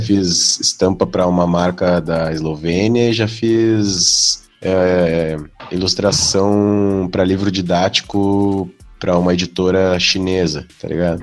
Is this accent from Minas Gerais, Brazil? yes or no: no; Porto Alegre, Rio Grande do Sul, Brazil; eu sou daqui